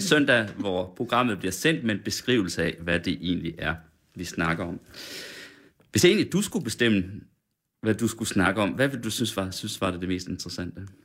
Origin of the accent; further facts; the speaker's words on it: Sønder Felding, Central Denmark Region, Denmark; jeg er fra Sønderfælling, 20 km derfra